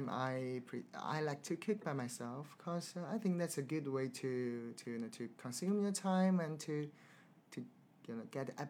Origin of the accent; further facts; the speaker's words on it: China; now in London, United Kingdom; So for me, I'm from China, so I like Chinese food